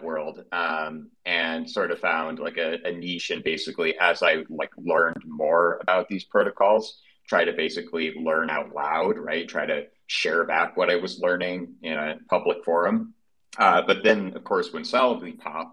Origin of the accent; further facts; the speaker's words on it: Midwest, United States; accent: Midwestern; my Midwestern accent